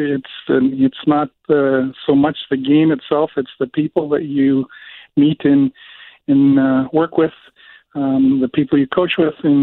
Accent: Brandon, Manitoba, Canada; it was being held in my hometown.

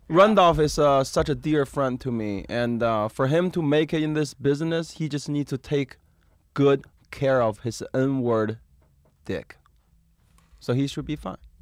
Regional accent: Beijing, China; moved away; I'm from Beijing.

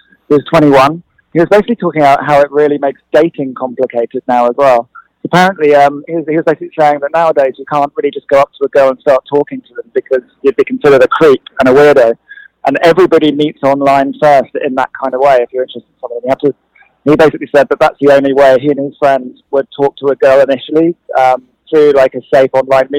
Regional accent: London, United Kingdom; I grew up in London, and we were constantly being bombed by the IRA.

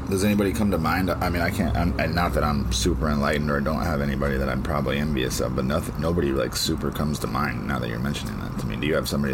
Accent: United States; here in America

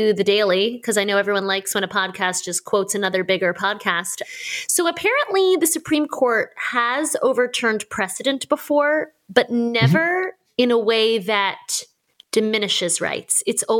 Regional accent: south of the Mason-Dixon, Maryland, United States; I did grow up south of the Mason-Dixon.

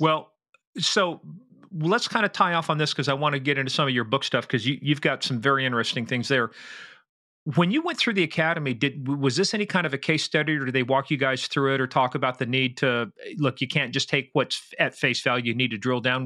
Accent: Midwest, United States; I'm from the Midwest

